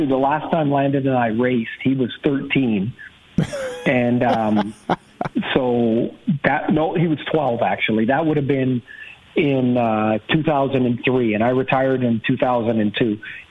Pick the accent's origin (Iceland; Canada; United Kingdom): Canada; Trail, British Columbia; moved away; I grew up in Trail, BC